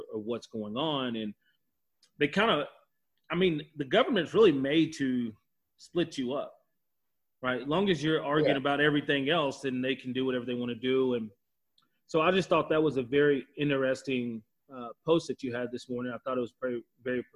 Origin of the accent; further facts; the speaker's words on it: small town Texas, United States; now in Calgary, Canada; Being from Texas, small town Texas, I'm pretty sure 95% of the people in my hometown are Republican